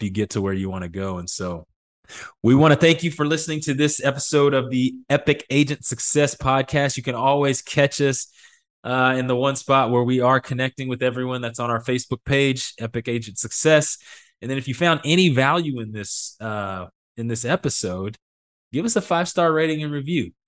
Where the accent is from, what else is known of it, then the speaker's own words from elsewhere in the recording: Midland, Texas, United States; moved away; I come from Midland, Texas, where all we do is oil and play high school football